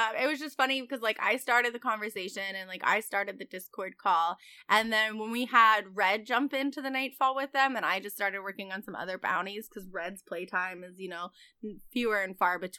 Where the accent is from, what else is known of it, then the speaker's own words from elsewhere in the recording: Virginia, United States; And we were like, what? Us too. And then he told us what county. And we were like, dude, that's literally the next county over.